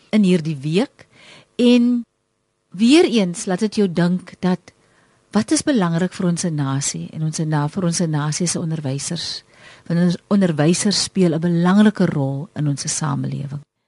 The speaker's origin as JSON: {"language": "Afrikaans", "town": "Wellington", "region": "Western Cape", "country": "South Africa", "said": "ek kom van Wellington af en ek kom uit 'n gemeenskap uit waar musiek groot was en is nog steeds"}